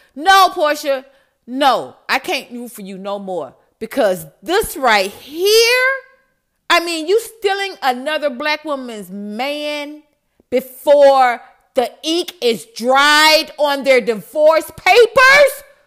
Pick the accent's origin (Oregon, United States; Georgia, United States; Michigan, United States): Georgia, United States; Atlanta; I'm from Atlanta